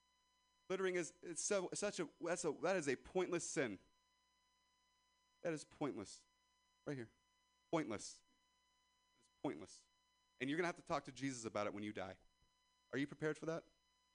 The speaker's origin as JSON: {"language": "English", "town": "Ripon", "region": "California", "country": "United States"}